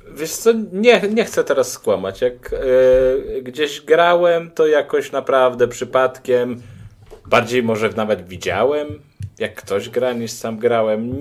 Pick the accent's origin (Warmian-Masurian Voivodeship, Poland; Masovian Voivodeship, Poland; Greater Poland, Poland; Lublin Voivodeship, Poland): Lublin Voivodeship, Poland; a small village in the Lublin region; Ja jestem z małej wsi na Lubelszczyźnie.